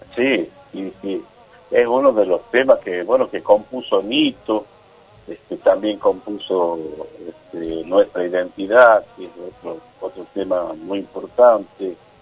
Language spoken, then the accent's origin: Spanish; Argentina; lo que nos está pasando como argentino